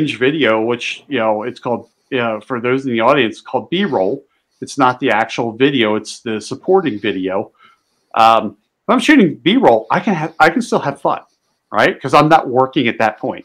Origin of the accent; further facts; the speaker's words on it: just outside of Philadelphia, Pennsylvania, United States; I grew up just outside of Philly